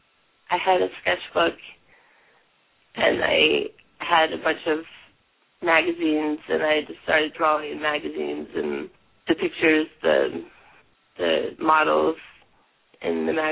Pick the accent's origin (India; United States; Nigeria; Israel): United States; Wilmington, Delaware; also born or lived in Portland, Oregon; now in Eugene, United States; My family moved around a lot, so I was born in Portland, Oregon, and I grew up in Wilmington, Delaware. But now I'm back in Eugene, in Oregon.